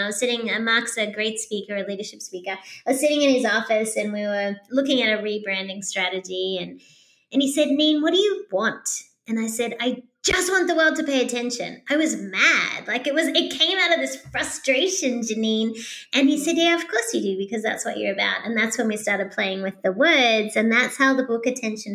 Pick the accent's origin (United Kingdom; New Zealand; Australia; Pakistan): Australia; moved away as an adult; also born or lived in Sydney, Australia; now in United States; being an Australian